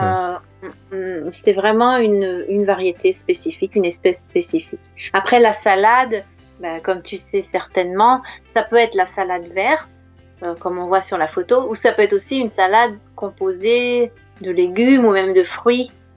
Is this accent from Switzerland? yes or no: no; France; je suis française